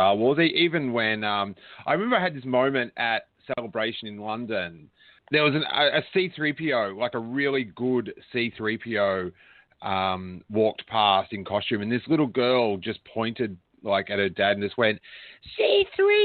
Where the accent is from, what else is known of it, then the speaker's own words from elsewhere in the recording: Rosebud, Victoria, Australia; where I grew up in Rosebud